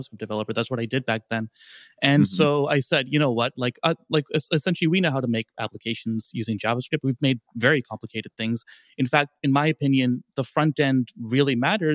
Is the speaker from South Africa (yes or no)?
yes; South Africa; also born or lived in Canada / Toronto, Canada; now in London, United Kingdom; I'm South African, Canadian, now British, now living in London, UK. So I grew up without any snow, went to a whole lot of snow